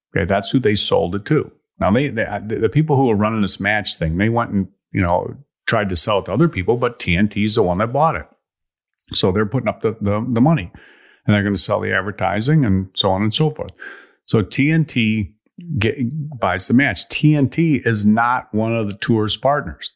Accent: Chicago, Illinois, United States; when I was a kid growing up in Chicago

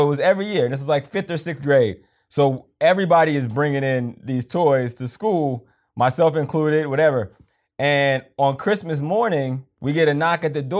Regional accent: Pennsylvania, United States; So you grew up in Georgia. I grew up in Pennsylvania.

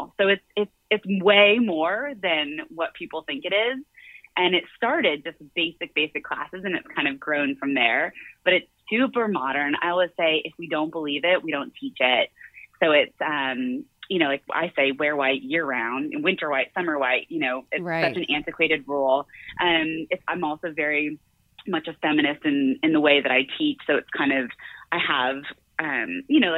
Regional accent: Florida, United States; moved away as an adult; also born or lived in London; I'm from Florida originally, grew up in a really modest household.

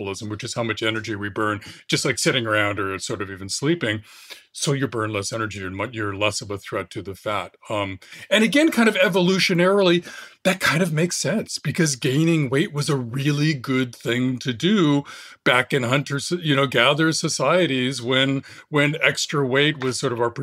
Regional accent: Fresno, California, United States; I grew up in California, Fresno, for my early teens in the Central Valley

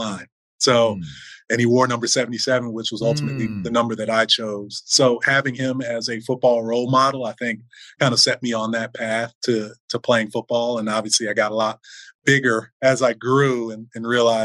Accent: Fort Lauderdale, Florida, United States; I grew up in South Florida. I grew up in Fort Lauderdale

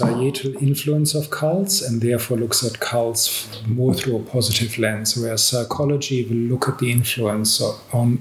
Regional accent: Australia; I'm Australian

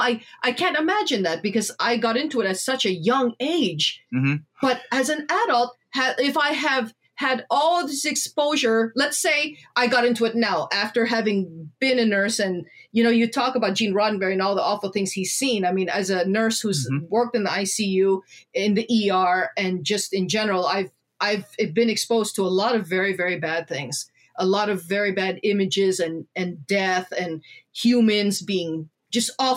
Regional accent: Canada; us as children of immigrant parents in Canada

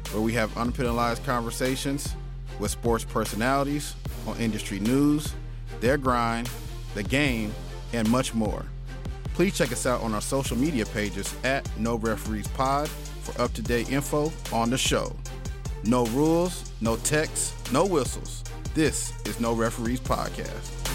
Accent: Texas, United States; also born or lived in Kansas; I was born in Kansas, but I grew up in Texas

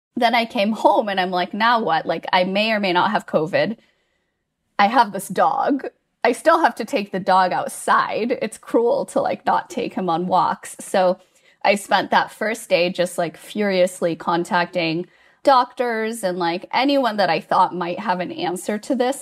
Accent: United States; moved away as an adult; now in Gothenburg, Sweden; I am American, not Swedish

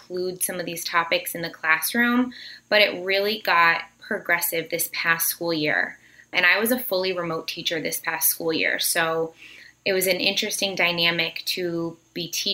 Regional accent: Connecticut, United States; also born or lived in Virginia; I grew up here in Connecticut

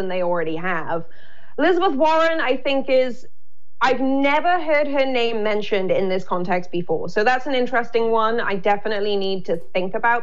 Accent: United Kingdom; moved away; also born or lived in Los Angeles; as a Brit

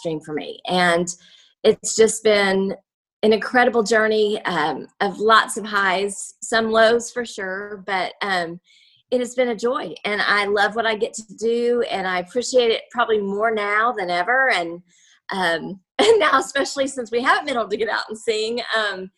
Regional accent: Oklahoma, United States; moved away as an adult; now in Nashville, United States; We're both from Oklahoma, so we're big Sooner fans.

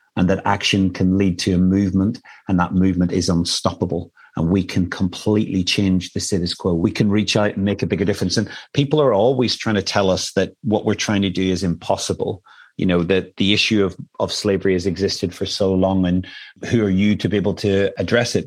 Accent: Ireland; I come from Ireland

